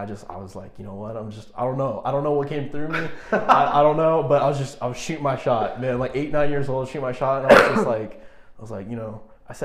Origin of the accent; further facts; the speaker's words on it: Los Angeles, California, United States; I was born